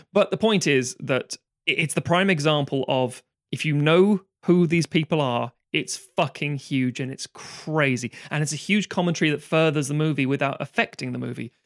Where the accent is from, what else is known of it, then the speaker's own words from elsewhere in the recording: London, United Kingdom; I grew up in London